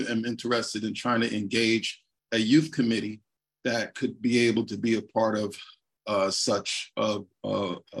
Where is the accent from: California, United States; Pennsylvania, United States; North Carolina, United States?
California, United States; San Francisco; I was born and raised in San Francisco.